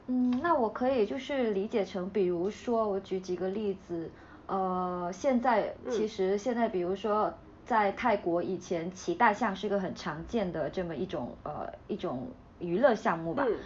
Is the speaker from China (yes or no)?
yes; Hainan, China; 是我家这边，我最近回家，我妈妈她吃的东西，你刚才提到花生嘛，还有这些有机产品嘛，呃，海南这边还是可以满足这种基本的消，需求的，在乡镇